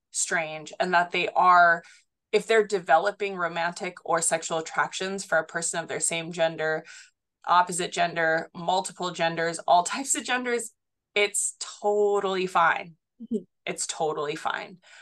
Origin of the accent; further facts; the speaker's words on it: Haleiwa, Hawaii, United States; I grew up in Haliva, Hawaii, so on Oahu. I went to school at Kahuku High School and Intermediate